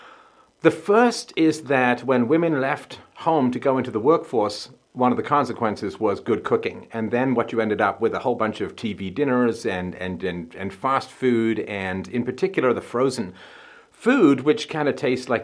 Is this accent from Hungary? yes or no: no; England, United Kingdom; moved away; I grew up in England